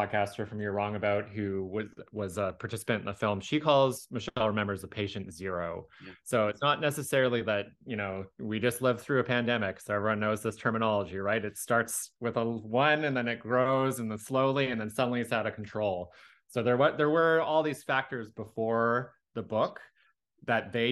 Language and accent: English; Victoria, British Columbia, Canada; I grew up in Victoria, BC